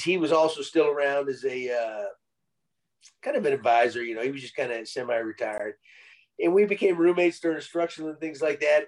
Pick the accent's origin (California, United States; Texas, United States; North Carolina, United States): Texas, United States; San Antonio; actually from San Antonio, my hometown